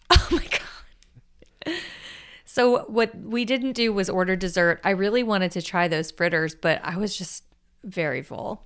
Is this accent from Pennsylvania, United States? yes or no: no; South Florida, United States; I grew up in South Florida